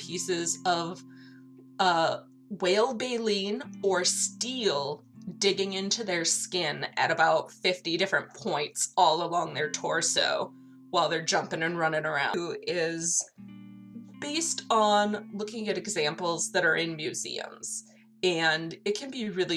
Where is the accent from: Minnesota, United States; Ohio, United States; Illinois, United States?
Minnesota, United States; I'm from Minnesota